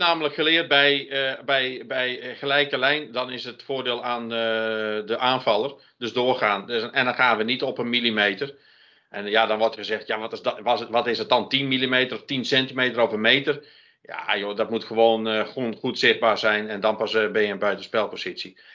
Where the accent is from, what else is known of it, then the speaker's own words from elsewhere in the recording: Friesland, Netherlands; now in North Brabant, Netherlands; ik ben eh, geboren in Friesland, maar woon al heel lang in het Brabantse. Dus ik voel me een Brabantse Fries.